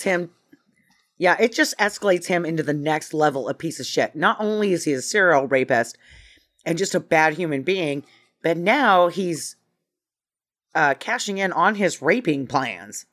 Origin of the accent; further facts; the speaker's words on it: Idaho, United States; I'm from Idaho